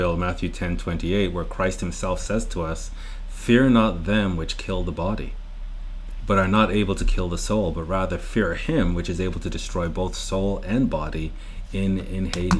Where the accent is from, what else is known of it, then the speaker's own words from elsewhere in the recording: Canada; Murray and I are Canadian.